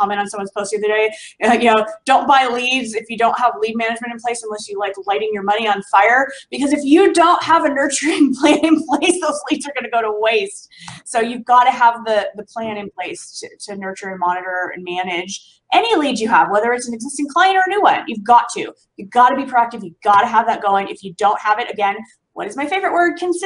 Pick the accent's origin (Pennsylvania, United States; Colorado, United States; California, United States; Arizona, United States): California, United States; Southern California outside of LA, United States; It's a part of Southern California outside of LA, very tight knit community. It's my hometown here